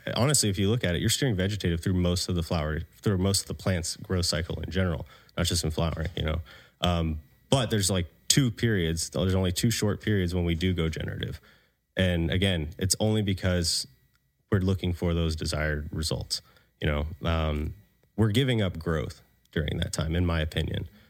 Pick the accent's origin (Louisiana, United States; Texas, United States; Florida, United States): Florida, United States; moved away; also born or lived in Colorado; I'm from the South, you know, from Florida.